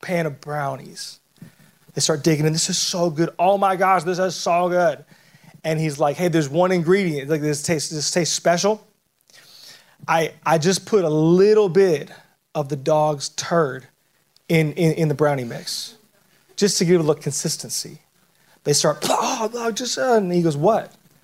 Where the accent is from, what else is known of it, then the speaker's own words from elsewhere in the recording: Southern California, United States; I grew up in Southern California